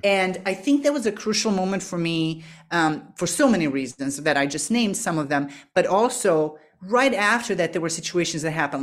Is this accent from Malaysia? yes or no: no; Serbia; moved away; I'm from Eastern Europe, from Serbia originally, and, um, up until I was sixteen, my life was very predictable